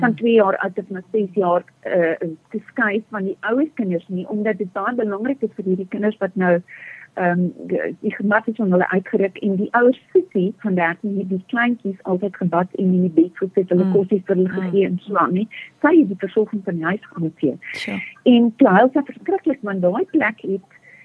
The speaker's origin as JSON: {"language": "Afrikaans", "country": "South Africa", "tie": "born or raised there", "said": "Ek het in Groot Amerika groot geword"}